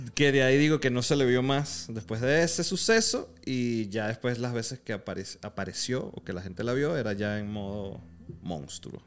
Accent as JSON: {"language": "Spanish", "country": "Venezuela", "moved": "yes", "lives_now": "Mexico"}